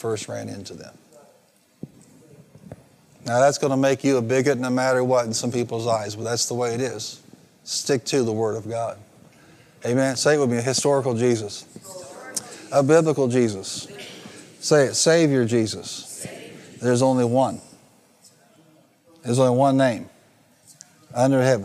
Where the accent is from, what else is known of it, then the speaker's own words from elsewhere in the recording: the American West, United States; if I'm American, I'm from the West